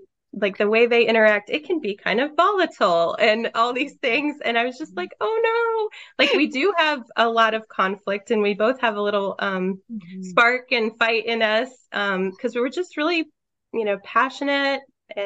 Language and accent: English; St. Louis, Missouri, United States; moved away as an adult; now in South Carolina, United States; I grew up in the St. Louis, Missouri area and moved to South Carolina 10 years ago with my husband, Travis